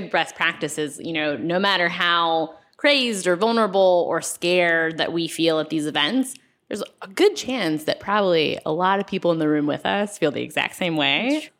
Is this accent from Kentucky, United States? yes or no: no; North Carolina, United States; And I was like, well, I'm from North Carolina.